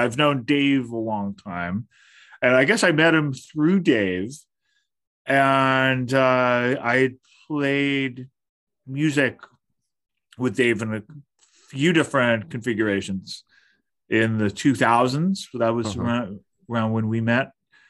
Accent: Berkeley, California, United States; moved away as an adult; now in Brooklyn, United States; Northern California, a long time Northern California resident. I was born and raised there, and specifically Berkeley, California.

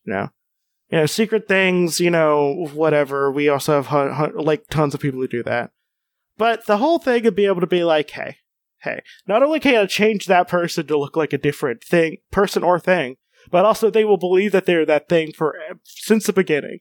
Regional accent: United States; as an American

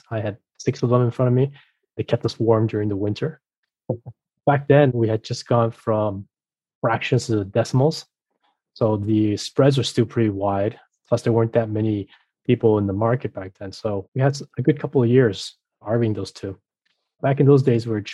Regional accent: Mexico; moved away; also born or lived in France / Boston; I was raised in Mexico, I was familiar with the region, I know Spanish

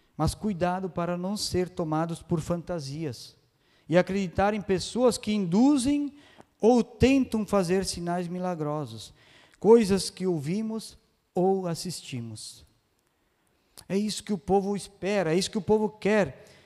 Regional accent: Bento Gonçalves, Rio Grande do Sul, Brazil; accent: gringo (Italian-descended Serra Gaúcha); eu sou gringo de Bento

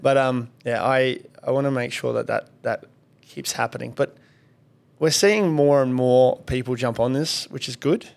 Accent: Kalgoorlie, Western Australia, Australia; I grew up in Kalgoorlie.

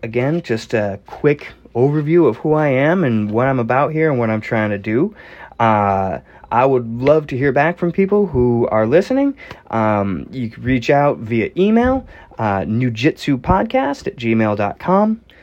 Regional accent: Northeastern United States, United States; I'm from the Northeastern United States.

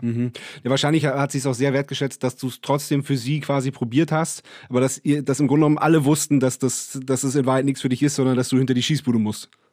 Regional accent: Northern Germany, Germany; now in Vienna, Austria; Wir haben ja auch unseren Proberaum in dem Elternhaus, auf dem, auf dem Land in Norddeutschland

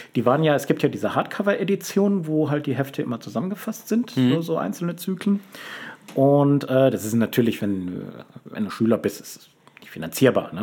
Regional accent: Lünen, North Rhine-Westphalia, Germany; moved away; ich habe lange Zeit an einem Ort gelebt, den ich persönlich sehr öde fand. Lünen, Lünen an der Lippe

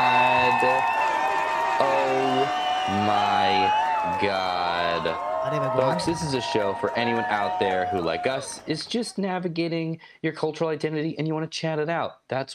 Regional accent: United States; born or raised there

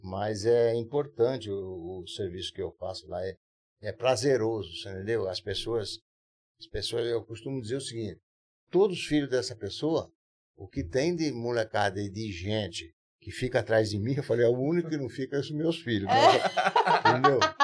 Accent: São Paulo, Brazil; eu praticamente eu nasci em São Paulo, ali perto

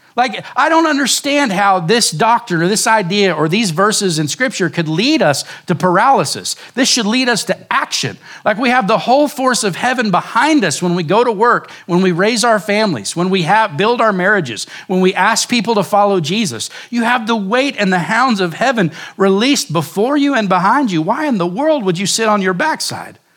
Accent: Oklahoma, United States; moved away as an adult; now in Surprise, Arizona, United States; growing up in Oklahoma

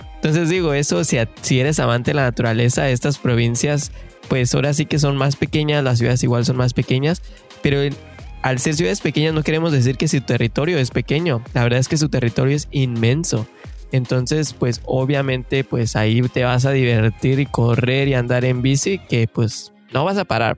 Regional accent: Mexico; moved away as an adult; now in Canada

